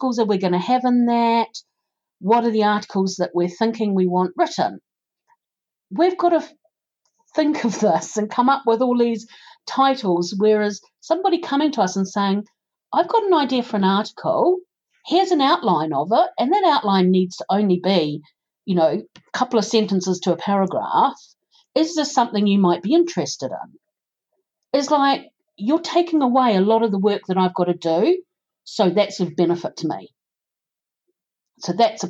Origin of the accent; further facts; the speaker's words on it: New Zealand; accent: New Zealand; now in United Kingdom; my accent, being from New Zealand